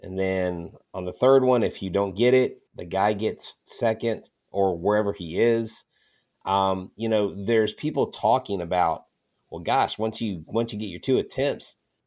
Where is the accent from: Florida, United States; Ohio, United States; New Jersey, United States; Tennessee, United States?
Florida, United States; moved away; I'm actually originally from Florida